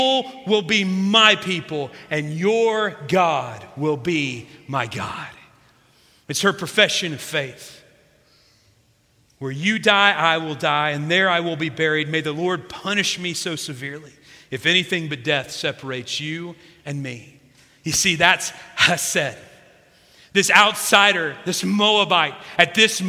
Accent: South Central Illinois, United States; my hometown in South Central Illinois

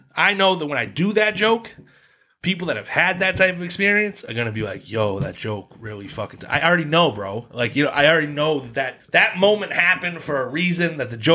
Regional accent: Boston, Massachusetts, United States; I'm from Boston, which is like the shittier version of New York

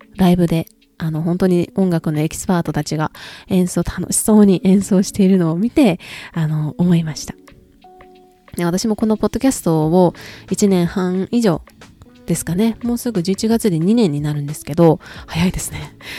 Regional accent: Japan; 自分が生まれ育った国、そして自分の国みたいなところが自分の、まあ、住んでる国っていうところがあるからこそ

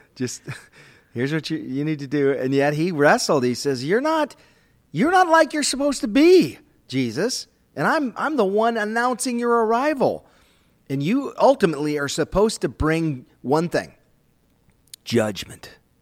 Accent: Minnesota, United States; I grew up in Minnesota

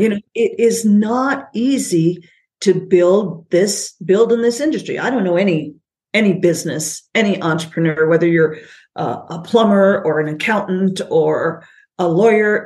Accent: United States; moved away as an adult; also born or lived in Canada; I'm born and raised in the States, moved back here two years ago

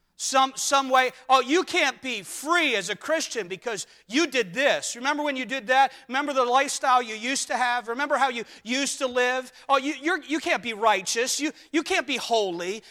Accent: United States; us as Americans

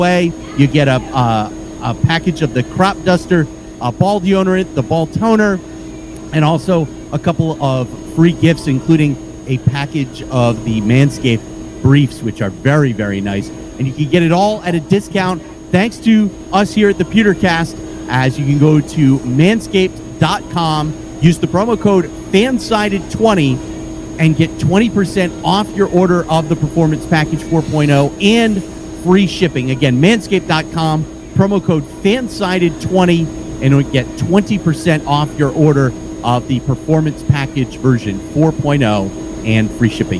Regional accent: Rhode Island, United States; as a kid growing up in Rhode Island

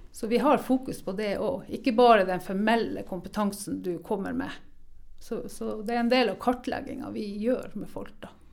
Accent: Norway; Vi har jo virkelig vunnet i Lotto når vi er født i Norge

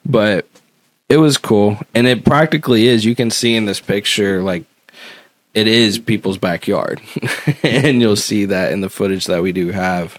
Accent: Louisville, Kentucky, United States; born or raised there

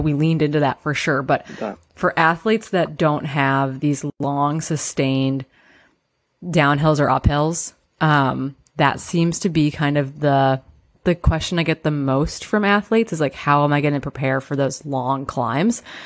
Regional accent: Midwest, United States; now in Pacific Northwest, United States; I grew up in the Midwest.

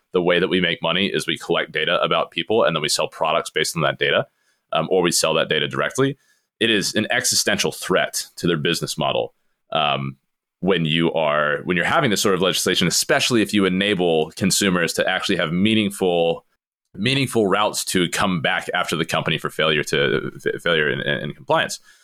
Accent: United States; as an American

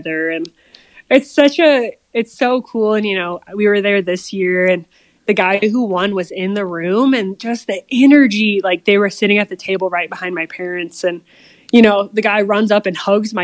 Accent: Colorado, United States; growing up in Colorado

